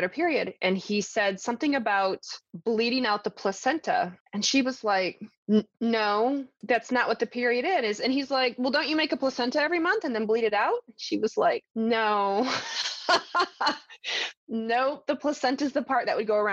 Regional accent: the South, United States; I grew up in the South

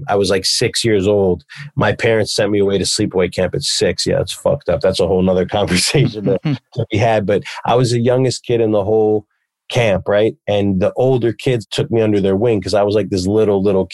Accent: New York City, New York, United States; also born or lived in the Hamptons; I moved from New York City to the Hamptons, was in my junior year of high school

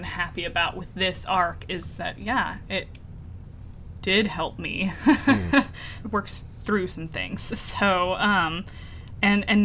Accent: Texas, United States; also born or lived in California; now in Midwest, United States; I'm a Texas gal. I was raised in California as well, but for a big chunk of my life in Texas

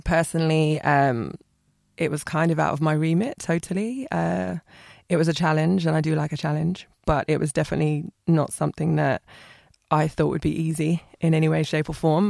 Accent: Ipswich, East of England, United Kingdom; I'm from Ipswich

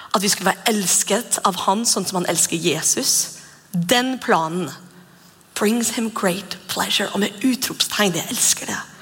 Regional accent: Norway; Vi er nordmenn

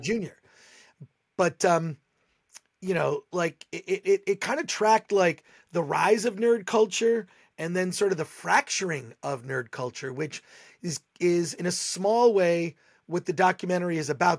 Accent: Michigan, United States; now in Los Angeles, United States; I grew up in Michigan.

